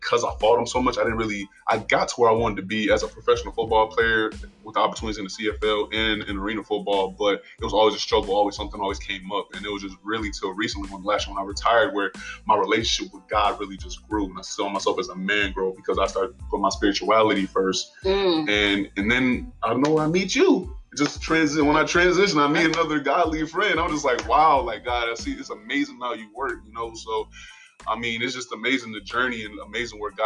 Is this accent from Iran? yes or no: no; Buffalo, New York, United States; moved away; I grew up in Buffalo, New York